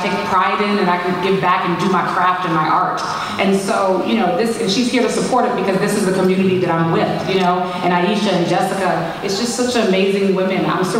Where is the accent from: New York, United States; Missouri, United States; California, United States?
New York, United States; New York City; I'm from New York City.